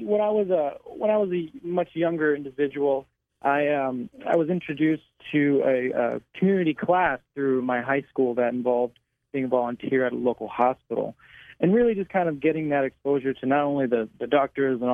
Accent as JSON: {"language": "English", "town": "League City", "region": "Texas", "country": "United States", "also_born_or_lived": "New Orleans, Louisiana", "moved": "as an adult", "lives_now": "San Antonio, United States", "said": "I'm originally from Houston, Texas, a little small city adjacent to it called League City, Texas"}